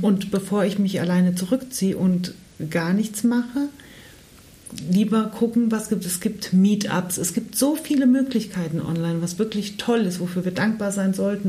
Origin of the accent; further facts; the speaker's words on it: Germany; Ich bin in Deutschland geboren